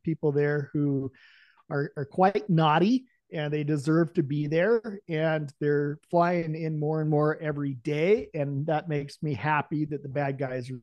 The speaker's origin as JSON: {"language": "English", "town": "Salem", "region": "Oregon", "country": "United States", "tie": "born or raised there", "also_born_or_lived": "St. Croix, U.S. Virgin Islands", "moved": "as an adult", "lives_now": "Bend, United States", "said": "I started out in Salem, Oregon"}